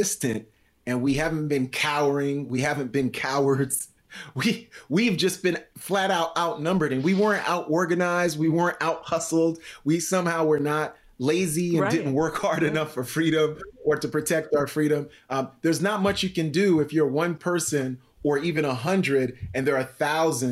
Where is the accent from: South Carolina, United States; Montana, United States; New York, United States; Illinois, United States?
New York, United States; New York City; also born or lived in Haiti; I'm from New York City by way of Haiti